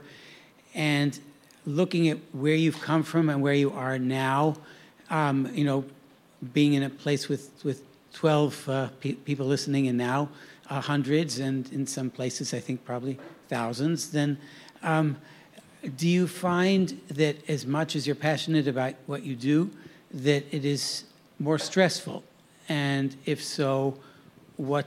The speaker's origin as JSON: {"language": "English", "town": "New York City", "region": "New York", "country": "United States", "said": "I'm from here in New York"}